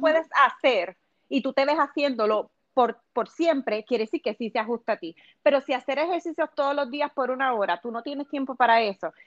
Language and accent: Spanish; Puerto Rico; moved away as an adult; now in Los Angeles, United States; yo soy de Puerto Rico, obviamente pero me mudé a Los Ángeles hace cinco años atrás